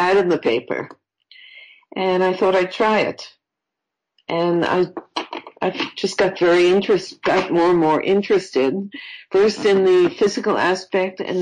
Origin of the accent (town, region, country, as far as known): New York, United States; moved away; also born or lived in Florida